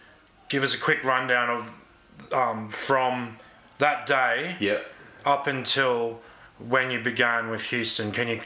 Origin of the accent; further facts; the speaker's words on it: Brisbane, Queensland, Australia; I'm from Brisbane.